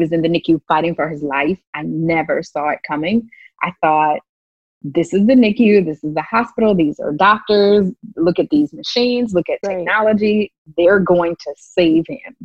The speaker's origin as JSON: {"language": "English", "town": "New Orleans", "region": "Louisiana", "country": "United States", "tie": "born or raised there", "said": "I grew up in New Orleans"}